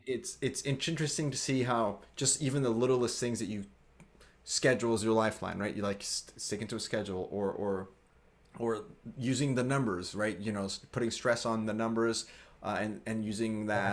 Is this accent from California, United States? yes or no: no; Grand Island, Nebraska, United States; moved away; also born or lived in Colombia; I came from Columbia, grew up in Grand Island, Nebraska, tiny little mm-hmm. town in Nebraska